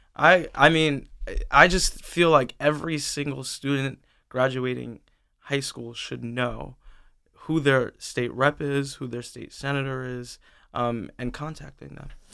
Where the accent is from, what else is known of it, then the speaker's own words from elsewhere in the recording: New York City, New York, United States; now in Delaware, United States; I was born in Brooklyn, New York. I'm not from Delaware. Um, in Sunset Park, Brooklyn, a tight-knit neighborhood, uh, with Black people, Latino people, um, and just growing up in a time where I saw gentrification